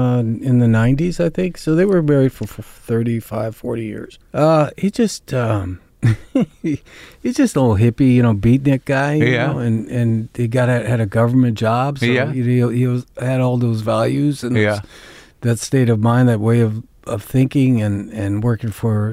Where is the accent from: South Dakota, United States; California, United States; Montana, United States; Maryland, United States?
Montana, United States; also born or lived in Yellowstone / Cuyahoga Valley; Montana was basically my first memories. I grew up in Glacier National Park, which is 20 miles off the res.